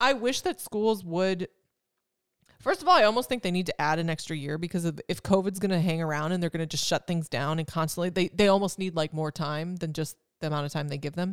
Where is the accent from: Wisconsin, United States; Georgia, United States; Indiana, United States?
Wisconsin, United States; moved away; I'm from Wisconsin